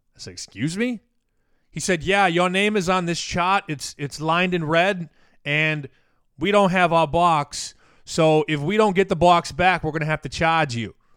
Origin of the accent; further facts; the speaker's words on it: Chicago, Illinois, United States; moved away as an adult; also born or lived in Las Vegas; now in Boston, United States; My entire life I spent in Chicago with a, a detour in Vegas back to Chicago